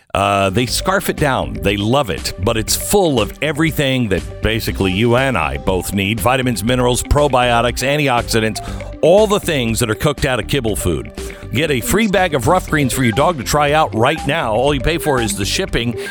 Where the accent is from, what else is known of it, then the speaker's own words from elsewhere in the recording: Texas, United States; as a Texan